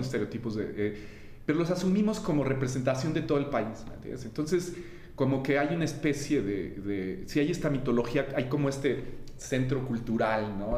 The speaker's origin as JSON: {"language": "Spanish", "region": "Mexico City", "country": "Mexico", "tie": "born or raised there", "also_born_or_lived": "Los Angeles, United States", "moved": "as an adult", "said": "yo que crecí en la Ciudad de México"}